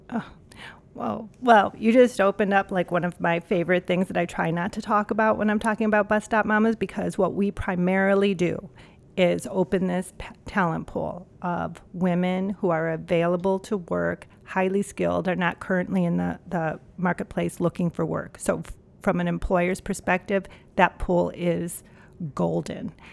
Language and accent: English; Cleveland, Ohio, United States; moved away as an adult; also born or lived in New York; now in Minneapolis, United States; born and raised in Cleveland, Ohio.